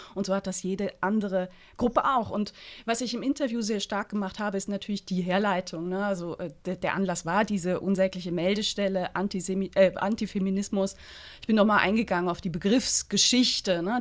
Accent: St. Gallen, Switzerland; in meiner Heimatstadt

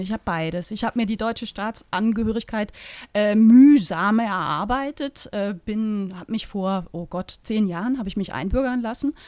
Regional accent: Eastern Switzerland, Switzerland; Heimat ist schon der Ort, wo ich herkomme. Da fühle ich mich sehr verbunden, äh, nach wie vor. Ne? Das ist so mhm. ein kleiner Flecken Ostschweiz.

